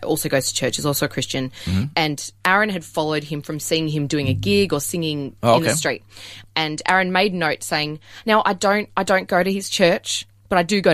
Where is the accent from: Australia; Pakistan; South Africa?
Australia; Melbourne, Victoria; also born or lived in Adelaide, Australia; we moved from Adelaide into Melbourne. And I had my high school years in Melbourne.